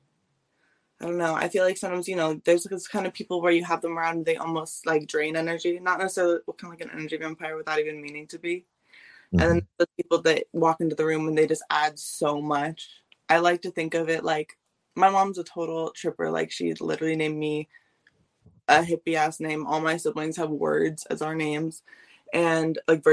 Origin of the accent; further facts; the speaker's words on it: Sebastopol, California, United States; moved away as an adult; also born or lived in Santa Rosa, California / Oakland, California / San Francisco, California; now in Seattle, United States; I went to school in Sebastopol my whole life